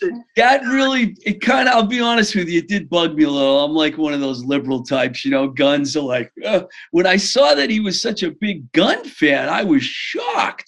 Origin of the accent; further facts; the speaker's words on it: Worcester, Massachusetts, United States; I grew up in the Worcester area